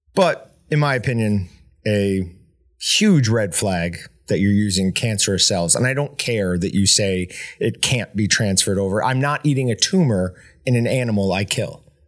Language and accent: English; New York, United States; moved away; growing up in New York